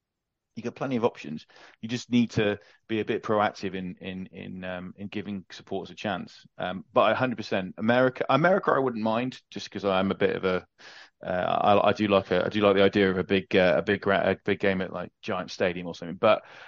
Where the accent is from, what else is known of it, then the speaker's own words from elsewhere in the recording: England, United Kingdom; as an English rugby supporter, this is an interesting thing.